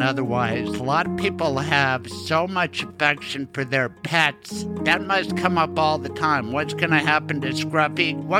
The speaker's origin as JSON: {"language": "English", "town": "Denver", "region": "Colorado", "country": "United States", "tie": "born or raised there", "said": "my hometown of Denver"}